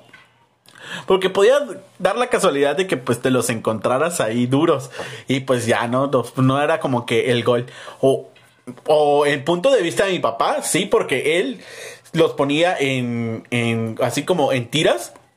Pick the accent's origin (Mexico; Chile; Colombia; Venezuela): Mexico; a nosotros como mexicanos